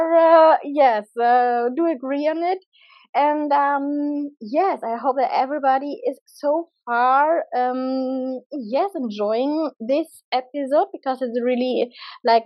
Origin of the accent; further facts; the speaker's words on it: Germany; moved away as an adult; I'm from Germany